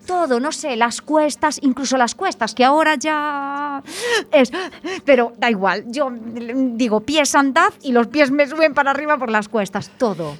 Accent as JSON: {"language": "Spanish", "town": "Betanzos", "region": "Galicia", "country": "Spain", "moved": "yes", "lives_now": "Oleiros, Spain", "said": "Yo soy de Betanzos"}